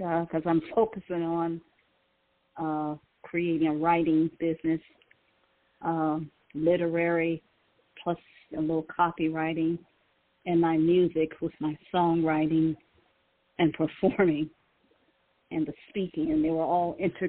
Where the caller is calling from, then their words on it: Cleveland, Ohio, United States; calling from Cleveland, Ohio.